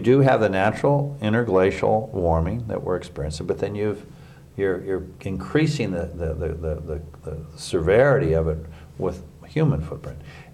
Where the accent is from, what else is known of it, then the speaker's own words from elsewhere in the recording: United States; an American